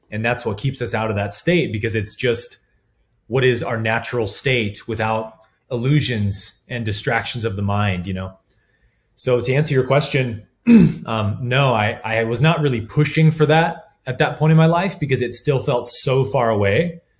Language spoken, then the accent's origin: English; Colorado, United States; also born or lived in California; uh, I grew up in Colorado for four years of my life and always kind of knew I wanted to go back there at some point.